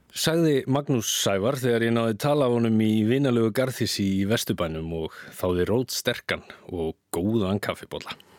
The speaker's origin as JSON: {"language": "Icelandic", "country": "Iceland", "said": "við Íslendingar höfum verið kristin þjóð"}